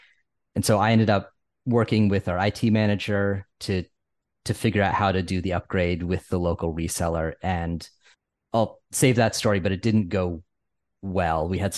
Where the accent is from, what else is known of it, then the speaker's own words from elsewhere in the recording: Connecticut, United States; accent: Northeast; It's my Connecticut upbringing and my weird Northeast accent.